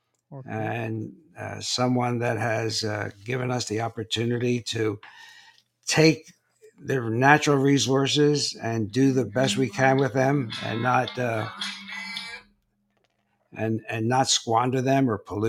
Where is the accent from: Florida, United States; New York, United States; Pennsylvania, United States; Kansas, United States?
Florida, United States; Naples; I'm from Naples, Florida